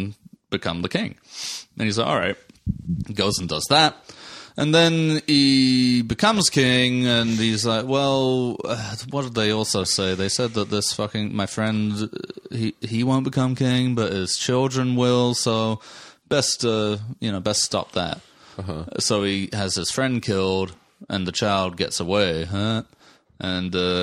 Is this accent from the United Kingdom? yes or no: yes; England, United Kingdom; moved away; I grew up in England